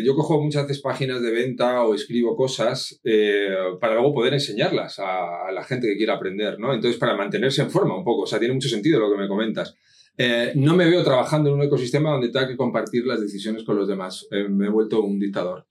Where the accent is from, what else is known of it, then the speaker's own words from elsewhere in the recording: Madrid, Community of Madrid, Spain; also born or lived in Asturias; now in Benalmádena, Spain; nací en Madrid